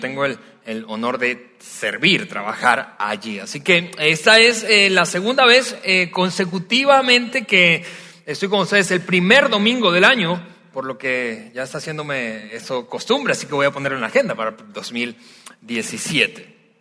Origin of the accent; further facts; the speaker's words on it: Venezuela; now in Mexico; soy venezolano